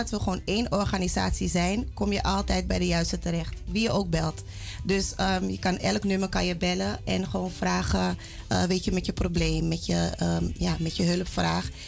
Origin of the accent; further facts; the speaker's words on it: Netherlands; ik ben van Sarmakaanse afkomst. Uh, geboren en getogen in Nederland.